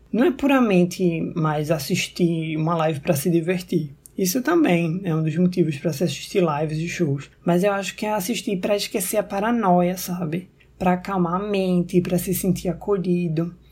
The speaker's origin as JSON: {"language": "Portuguese", "town": "Recife", "region": "Pernambuco", "country": "Brazil", "said": "Sou de Recife"}